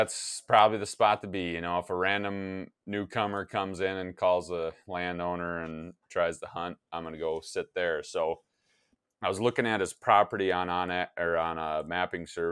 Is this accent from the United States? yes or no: yes; Wisconsin, United States; now in Minnesota, United States; my home state of Wisconsin